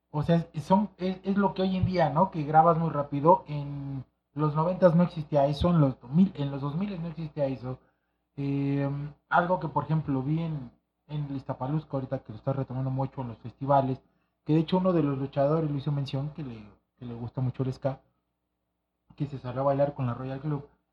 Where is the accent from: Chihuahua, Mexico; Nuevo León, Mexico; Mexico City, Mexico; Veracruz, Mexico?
Mexico City, Mexico; yo crecí en Santa María de la Ribera